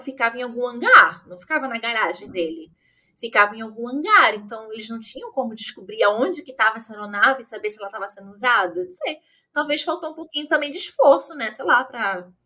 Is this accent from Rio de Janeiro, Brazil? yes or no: yes; Rio de Janeiro, Brazil; eu sou do Rio, como meu sotaque me condena